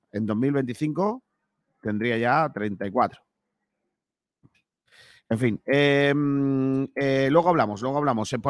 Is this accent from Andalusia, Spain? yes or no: yes; Rincón de la Victoria, Andalusia, Spain; el colegio María del Mar Romero, que es de mi pueblo, es de Rincón de la Victoria.